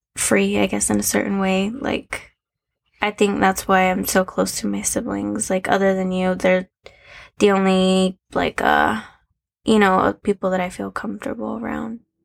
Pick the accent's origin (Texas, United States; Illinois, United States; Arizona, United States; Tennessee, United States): Arizona, United States; I was born and raised in Arizona